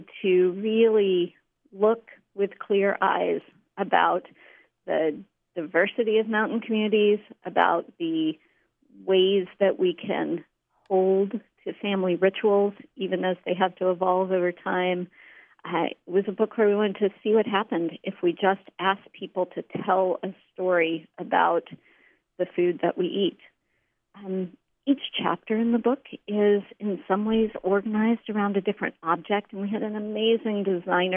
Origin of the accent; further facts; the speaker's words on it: Western North Carolina, United States; moved away; I'm from Western North Carolina